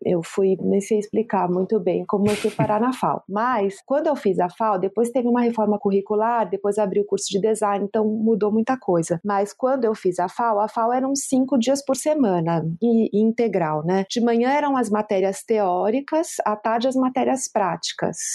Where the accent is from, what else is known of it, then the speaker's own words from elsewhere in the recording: Brazil; eu sou uma pessoa que cresci na Zona Sul